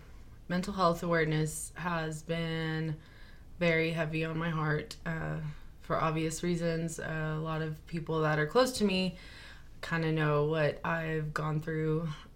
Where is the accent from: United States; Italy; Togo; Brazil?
United States; Lamesa, Texas; born there; Well, I was born in Lamesa, raised here, so a small town girl.